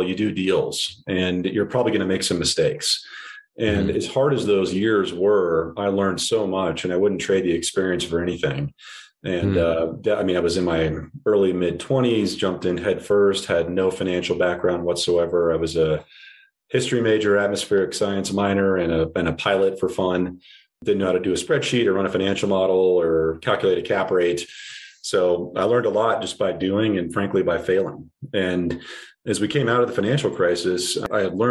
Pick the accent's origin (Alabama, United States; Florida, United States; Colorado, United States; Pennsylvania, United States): Colorado, United States; Arvada; I'm from Denver, actually a suburb northwest of Denver called Arvada